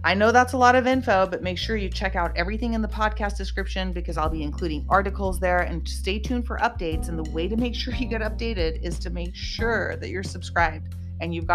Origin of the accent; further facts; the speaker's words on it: California, United States; we are real people from California natives, both of us